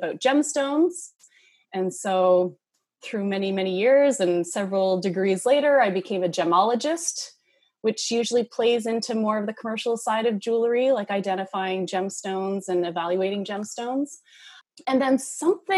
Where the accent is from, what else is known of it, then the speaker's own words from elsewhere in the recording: Moncton, New Brunswick, Canada; moved away as an adult; also born or lived in Dartmouth, Nova Scotia; now in Halifax, Canada; I'm from Moncton, New Brunswick, and I moved to Dartmouth in middle school and moved back to Moncton in high school